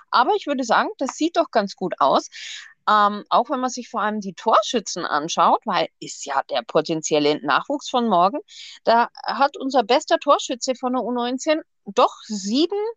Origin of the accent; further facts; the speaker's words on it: Augsburg, Bavaria, Germany; weil ich glaube, ähm, als Augsburger muss man Erbe Leipzig nicht mögen.